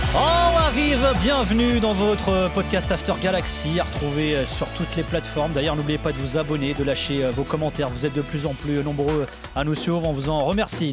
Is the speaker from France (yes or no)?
no; Portugal; En tant que Portugais